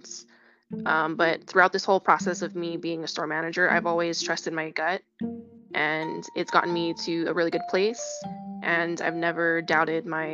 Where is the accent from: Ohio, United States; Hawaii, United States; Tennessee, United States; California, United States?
Hawaii, United States; now in Las Vegas, United States; I'm from Hawaii, where we're just a part of a melting pot of ethnic backgrounds